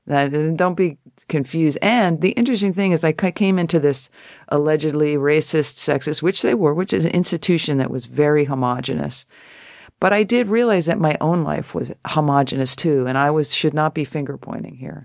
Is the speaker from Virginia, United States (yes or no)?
no; Connecticut, United States; I'm a girl from Connecticut